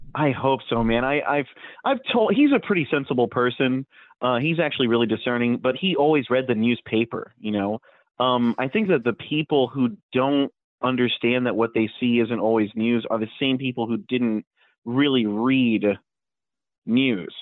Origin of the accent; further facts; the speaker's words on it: Puerto Rico; I'm I'm from Puerto Rico